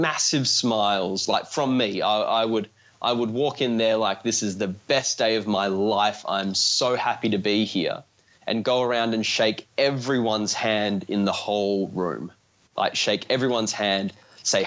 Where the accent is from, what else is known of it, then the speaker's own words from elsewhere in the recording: Australia; I'm from Australia